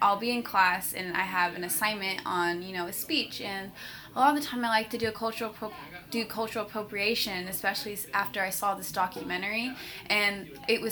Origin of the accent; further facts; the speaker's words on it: San Francisco, California, United States; I'm from San Francisco, California.